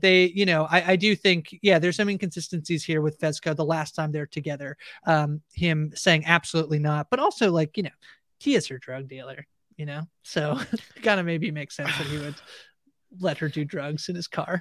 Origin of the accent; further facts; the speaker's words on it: Canada; I'm Canadian